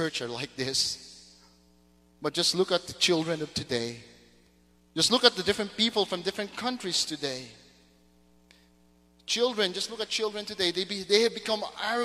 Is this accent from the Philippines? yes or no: yes; Mindanao, Philippines; moved away; Growing up in Mindanao